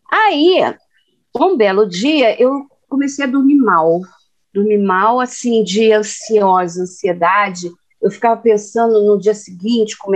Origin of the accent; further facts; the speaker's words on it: Minas Gerais, Brazil; eu sou de Minas